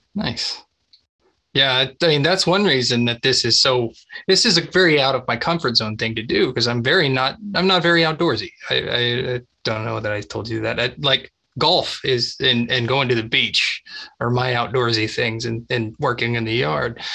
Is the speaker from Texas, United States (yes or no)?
yes; Texas, United States; I grew up in Texas